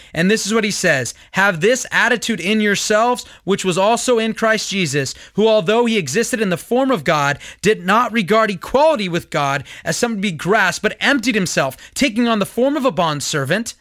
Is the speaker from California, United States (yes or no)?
yes; Simi Valley, California, United States; also born or lived in Lancaster, California; I live in Simi Valley. I grew up in Simi Valley